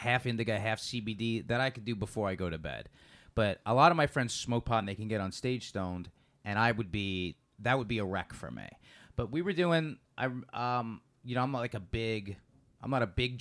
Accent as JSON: {"language": "English", "region": "New York", "country": "United States", "moved": "yes", "lives_now": "Los Angeles, United States", "said": "I'm from New York"}